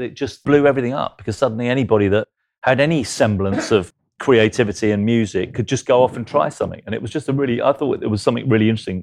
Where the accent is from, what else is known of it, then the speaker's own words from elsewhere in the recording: London, United Kingdom; South London. I grew up in Stockwell, Clapham.